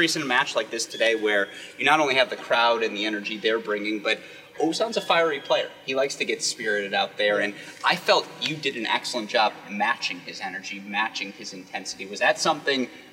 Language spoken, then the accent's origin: English; Bloomfield Hills, Michigan, United States; This is my hometown. My parents like 12 minutes from here.